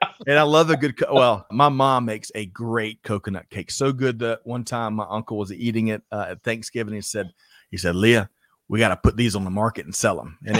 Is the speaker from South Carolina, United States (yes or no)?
yes; Aiken, South Carolina, United States; I'm from Aiken. I grew up in Aiken, South Carolina.